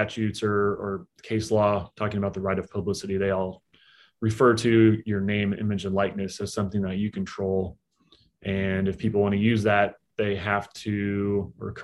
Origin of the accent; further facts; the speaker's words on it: Topeka, Kansas, United States; moved away as an adult; also born or lived in San Francisco, California; now in Kansas City, United States; In 2011, I moved to Kansas City, which is where I live now, which is close to where I grew up in Topeka, Kansas